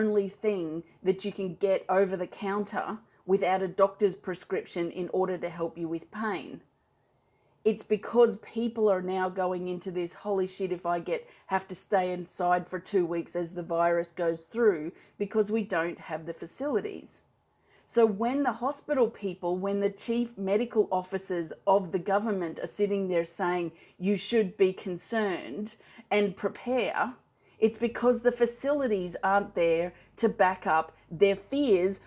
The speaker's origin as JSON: {"language": "English", "country": "Australia", "said": "I'm Australian, I live in Australia"}